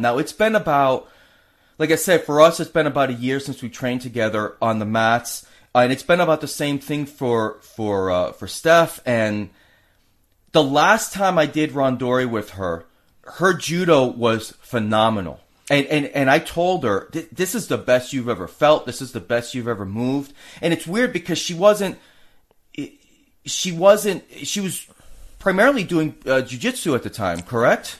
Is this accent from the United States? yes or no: yes; Massachusetts, United States; now in Tampa Bay, United States; we're both from Massachusetts